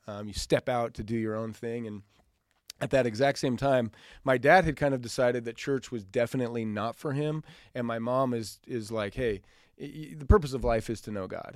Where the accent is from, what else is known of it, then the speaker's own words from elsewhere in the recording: Boise, Idaho, United States; growing up in Idaho, it's, we're, it was just kind of a, it's not like there was any large church